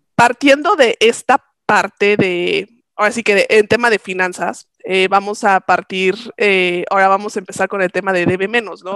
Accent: Mexico; como buenos mexicanos

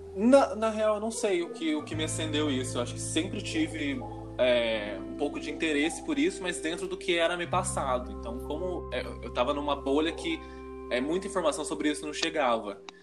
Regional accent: Varginha, Minas Gerais, Brazil; now in São Paulo, Brazil; Eu sou de Varginha

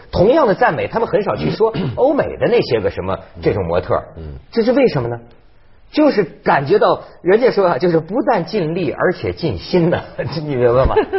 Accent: China; 我作为中国人，我作为东方人

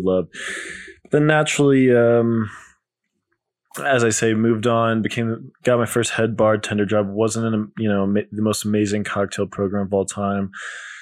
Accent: Colorado, United States; moved away as an adult; also born or lived in New York City; I came back to my home state of Colorado. We're in the Denver area

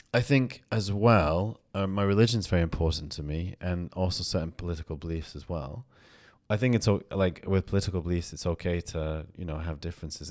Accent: United Kingdom; I'm, I'm from the U K

